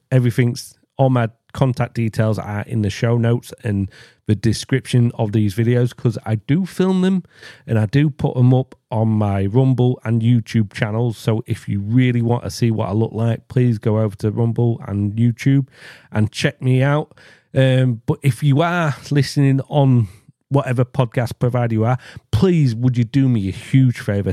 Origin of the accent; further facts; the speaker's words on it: England, United Kingdom; I am English